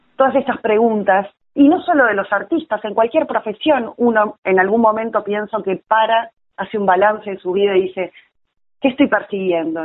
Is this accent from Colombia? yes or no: no; Uruguay; accent: rioplatense; moved away as an adult; now in Buenos Aires, Argentina; yo soy uruguaya, ¿Mm? eh, radicada en Buenos Aires hace 16 años, ya totalmente aporteñada